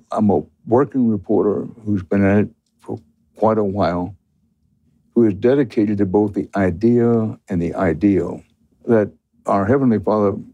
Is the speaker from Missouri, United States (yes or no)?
yes; Missouri, United States; Well, I'm raised from Missouri.